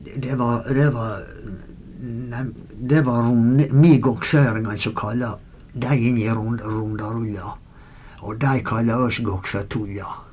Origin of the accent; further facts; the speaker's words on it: Goksøyr, Møre og Romsdal, Norway; Vi vokste opp ute i Goksøyra